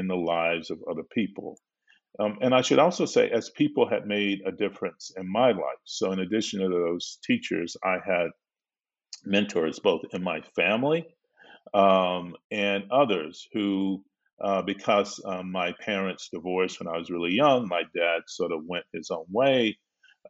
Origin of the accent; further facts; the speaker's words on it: Belmont, United States; my little Black village, when I grew up in Belmont